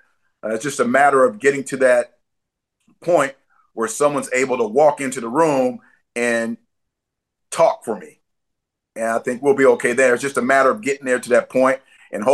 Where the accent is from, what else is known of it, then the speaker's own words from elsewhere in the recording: San Diego, California, United States; I grew up here in San Diego on 42nd and Ocean View